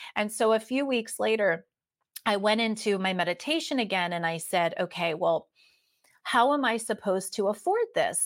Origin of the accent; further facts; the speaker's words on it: East Coast of the United States, United States; moved away as an adult; also born or lived in San Diego, California; I am originally from the East Coast of the United States